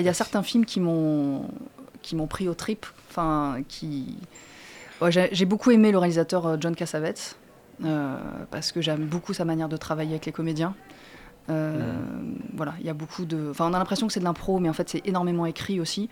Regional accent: Marseille, Provence-Alpes-Côte d'Azur, France; moi, je suis née à Marseille

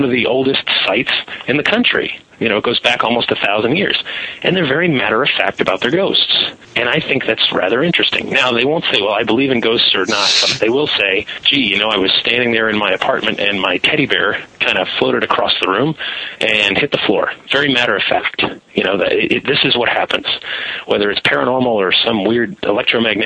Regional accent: United States; I'm an American. I speak English and a little bit of a few other languages

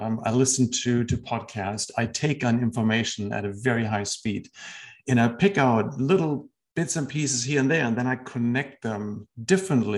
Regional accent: Germany; moved away as an adult; also born or lived in Washington, D.C. / Texas / California / Tennessee; now in United States; I spent the first 30 years of my life in Germany.

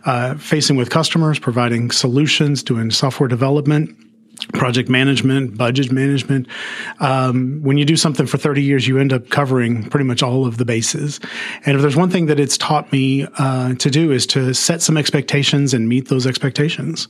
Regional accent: Arlington, Texas, United States; moved away as an adult; now in Mansfield, United States; I grew up in Arlington

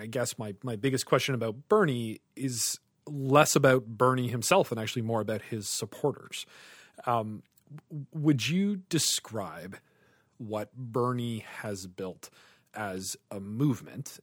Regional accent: Canada; as a Canadian

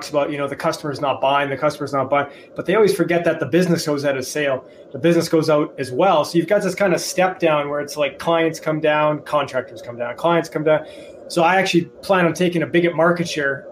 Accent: Edmonton, Alberta, Canada; I'm from Alberta, Canada, one of the oil capitals of the world.

